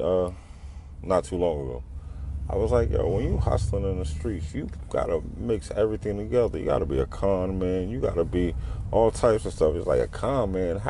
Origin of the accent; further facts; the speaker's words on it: New York City, New York, United States; now in Harrisburg, United States; I, my father's from East New York, so I moved to East New York